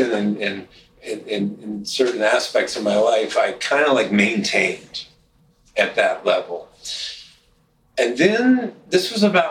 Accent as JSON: {"language": "English", "town": "Louisville", "region": "Kentucky", "country": "United States", "tie": "born or raised there", "moved": "as an adult", "lives_now": "Minneapolis, United States", "said": "where I grew up in Louisville, Kentucky"}